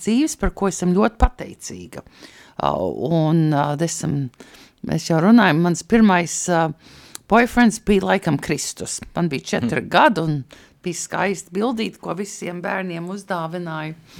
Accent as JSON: {"language": "Latvian", "region": "New York", "country": "United States", "tie": "born or raised there", "also_born_or_lived": "New Jersey / California", "moved": "as an adult", "lives_now": "Latvia", "said": "es uzaugu gan Ņujorkā, gan Pārdaugavā saucamā Ņūdžersijā"}